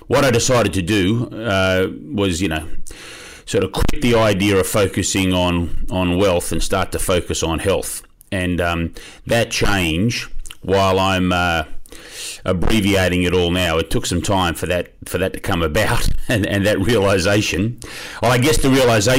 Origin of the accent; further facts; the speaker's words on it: Australia; I am from Australia, grew up there